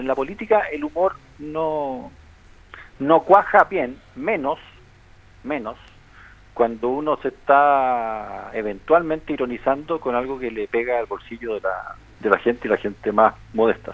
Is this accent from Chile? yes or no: yes; Chile; de lo que nosotros sentimos como chilenos